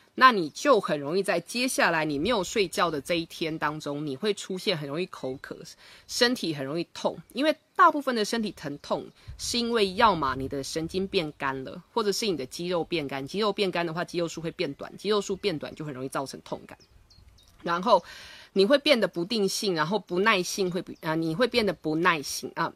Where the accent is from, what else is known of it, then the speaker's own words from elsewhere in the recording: Taiwan; 我以前小时候在台湾念书的时候，我们中午是有所谓的午睡时间